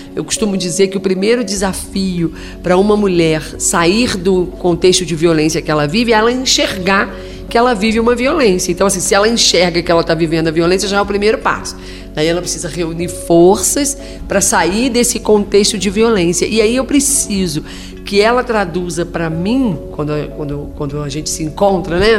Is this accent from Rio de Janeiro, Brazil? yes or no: yes; Rio de Janeiro, Brazil; moved away as an adult; also born or lived in Virginópolis, Minas Gerais; eu sou do Rio de Janeiro e entrei no Ministério Público 1 de junho de 1993, fui para a comarca de Virginópolis